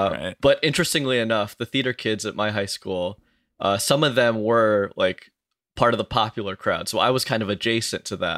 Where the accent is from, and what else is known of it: Burlington, New Jersey, United States; born or raised there; now in New York, United States